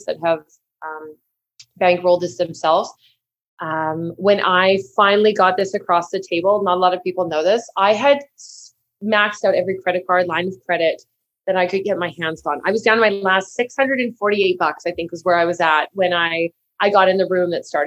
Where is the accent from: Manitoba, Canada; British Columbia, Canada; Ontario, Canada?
Manitoba, Canada; So I'm from a big farming family. We're from Manitoba.